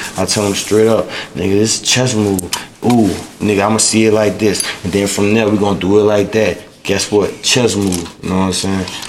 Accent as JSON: {"language": "English", "town": "New Orleans", "region": "Louisiana", "country": "United States", "said": "I'm from New Orleans, and I was raised in a household"}